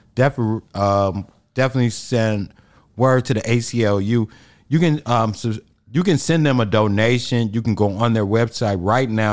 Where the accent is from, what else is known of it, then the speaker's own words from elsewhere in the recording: Chicago, Illinois, United States; I'm from the South Side